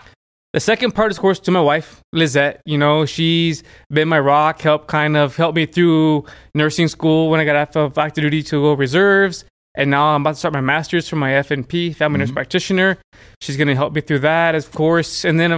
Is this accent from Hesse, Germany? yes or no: yes; Frankfurt, Hesse, Germany; born there; And I was born in Germany.